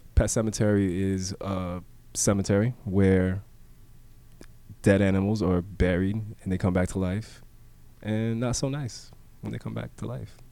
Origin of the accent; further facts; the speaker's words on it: Miami, Florida, United States; growing up in Miami